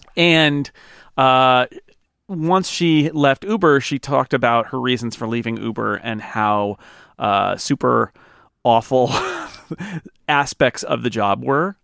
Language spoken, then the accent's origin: English; California, United States; I am a Californian